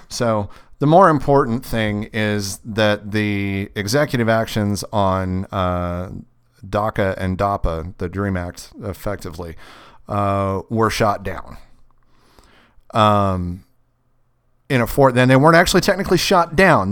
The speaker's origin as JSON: {"language": "English", "region": "Kentucky", "country": "United States", "moved": "yes", "said": "I'm from Kentucky."}